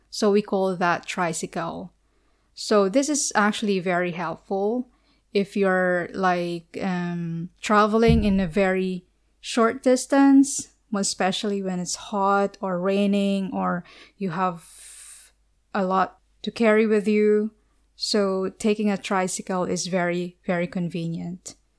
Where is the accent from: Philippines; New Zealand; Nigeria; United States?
Philippines; from the Philippines